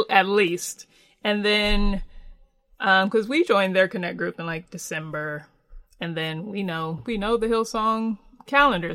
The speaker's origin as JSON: {"language": "English", "region": "California", "country": "United States", "tie": "born or raised there", "said": "I was born in California, but born for New York. So, grew up in California"}